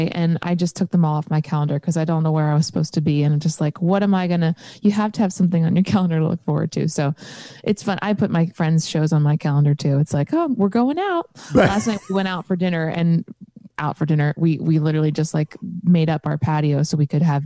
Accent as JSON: {"language": "English", "region": "Pennsylvania", "country": "United States", "moved": "yes", "lives_now": "Nashville, United States", "said": "I'm from Pennsylvania"}